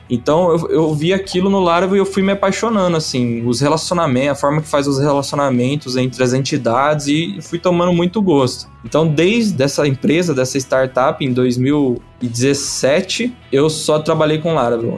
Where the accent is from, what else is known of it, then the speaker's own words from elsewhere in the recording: Ribeirão Preto, São Paulo, Brazil; Ribeirão é a terra do chopp, e a gente é de Ribeirão Preto